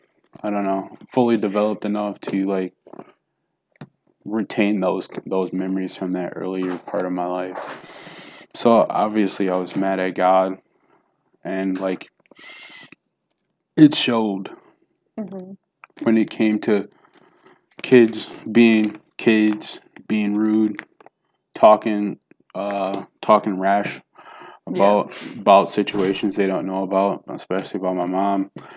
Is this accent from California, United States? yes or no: no; Jackson, Tennessee, United States; born there; So, like I was telling you, I was born in Jackson, Tennessee.